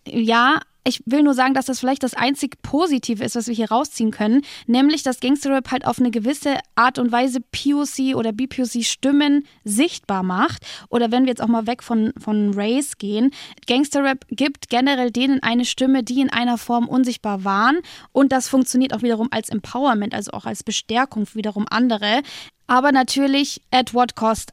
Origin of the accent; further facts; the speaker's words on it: Fürth, Bavaria, Germany; komme ich aus Fürth